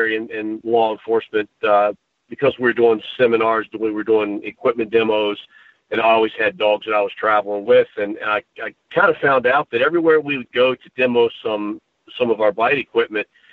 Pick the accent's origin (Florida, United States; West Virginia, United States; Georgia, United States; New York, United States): West Virginia, United States; when I was pretty young here, growing up in West Virginia